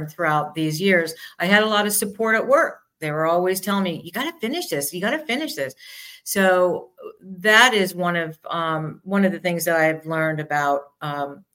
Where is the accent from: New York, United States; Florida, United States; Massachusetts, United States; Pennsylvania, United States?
New York, United States; moved away; I'm from New York